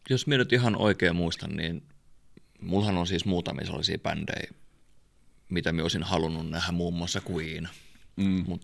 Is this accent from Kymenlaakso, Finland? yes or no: yes; Kouvola, Kymenlaakso, Finland; olihan se nyt uskomaton soittaa koti, mm. kotikulmilla.